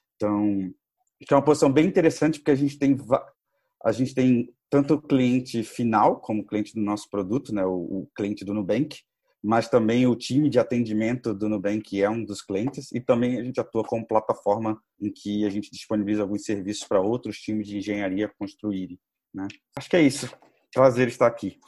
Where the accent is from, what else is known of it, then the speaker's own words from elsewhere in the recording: Rio de Janeiro, Brazil; also born or lived in Berkeley, United States; sou carioca também, fiz a faculdade no Rio